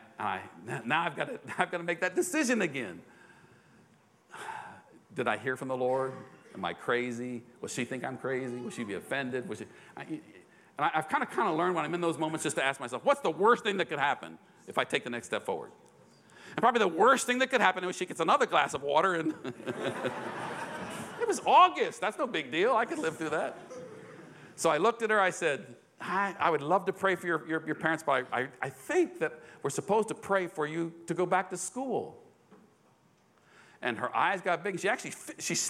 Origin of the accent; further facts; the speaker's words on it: United States; I'm an American